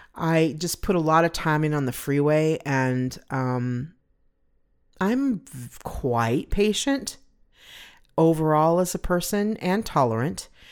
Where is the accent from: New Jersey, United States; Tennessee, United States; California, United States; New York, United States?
California, United States; Pomona; moved away as an adult; now in Phoenix, United States; I was born in California.